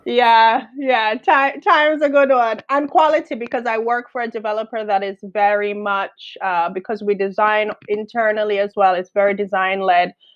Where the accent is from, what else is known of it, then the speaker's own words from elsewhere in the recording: Jamaica; accent: Caribbean; now in London, United Kingdom; I'm from Jamaica.